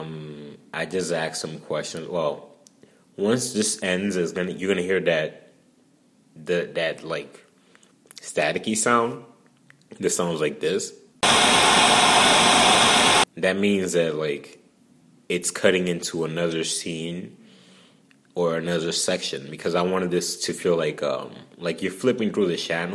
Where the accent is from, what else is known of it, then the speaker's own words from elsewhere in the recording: New York City, New York, United States; I'm from Brooklyn